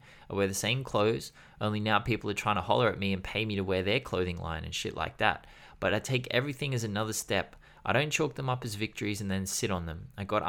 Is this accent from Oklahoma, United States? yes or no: no; New York City, New York, United States; also born or lived in Peru; But even then, I grew up in Harlem, which is a hood. It's not the worst place in NYC or even the worst place in America.